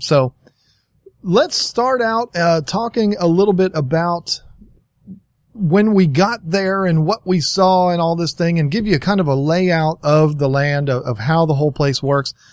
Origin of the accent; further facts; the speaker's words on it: Virginia, United States; I'm from Virginia